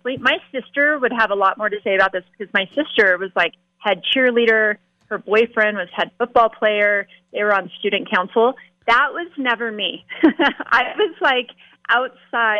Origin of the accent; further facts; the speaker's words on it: Las Vegas, Nevada, United States; Growing up in Las Vegas